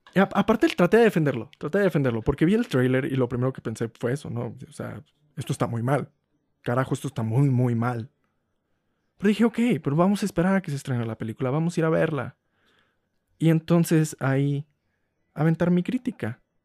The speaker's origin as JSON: {"language": "Spanish", "region": "Huasteca", "country": "Mexico", "said": "En mi pueblo"}